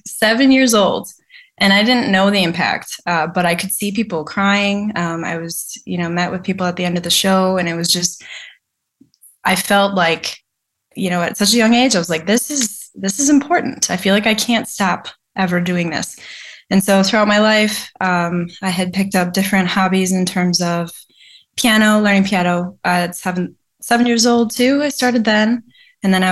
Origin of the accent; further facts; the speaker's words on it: Mukwonago, Wisconsin, United States; I grew up in Maquonago, Wisconsin